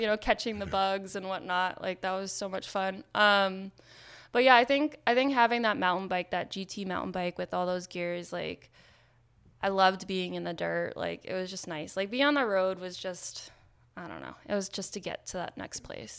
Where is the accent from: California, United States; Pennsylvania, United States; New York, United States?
New York, United States; Nyack; now in Maine, United States; I grew up in Nyack, New York.